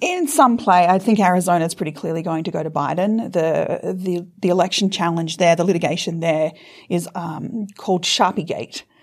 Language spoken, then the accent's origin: English; Australia; moved away as an adult; also born or lived in United States; I'm despite my accent, also a U S citizen, so I'm a dual citizen. So I've lived in the U S for about fifteen years, and I've only recently back to Australia.